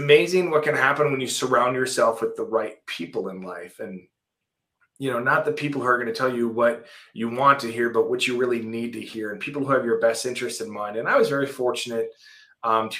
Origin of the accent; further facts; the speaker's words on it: Minnesota, United States; went to work for the Minnesota Vikings in football operations. At the time, my dream job with my hometown team.